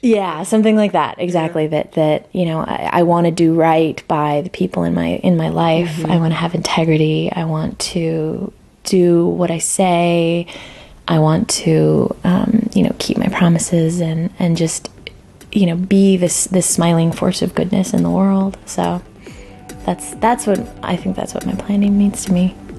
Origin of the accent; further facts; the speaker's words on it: El Paso, Texas, United States; I grew up in Texas